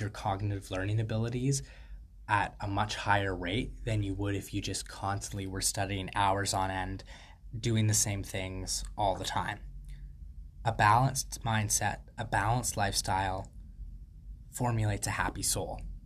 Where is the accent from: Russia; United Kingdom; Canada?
Canada; I'm a Canadian free thought advocate